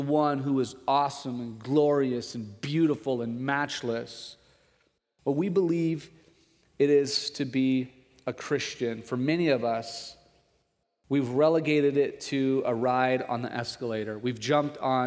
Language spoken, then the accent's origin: English; Nebraska, United States; that's what it's like growing up in Nebraska. That's what it means to be a Nebraskan.